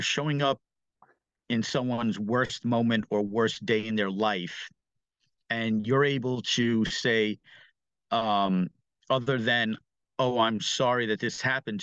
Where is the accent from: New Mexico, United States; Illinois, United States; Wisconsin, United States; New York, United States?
New York, United States; New York City; growing up in New York City, specifically in Brooklyn